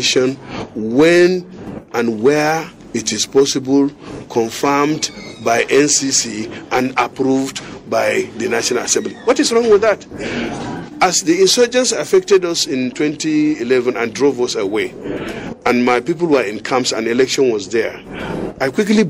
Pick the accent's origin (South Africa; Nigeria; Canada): Nigeria; Gwoza, Borno; I come from the Northeast. I come from Goza. In Borno South, I represent Borno South.